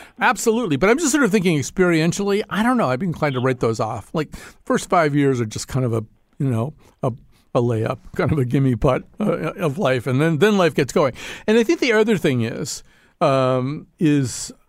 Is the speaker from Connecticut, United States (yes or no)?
yes; West Hartford, Connecticut, United States; I don't want to necessarily lean all the way into this statement that I'm from West Hartford.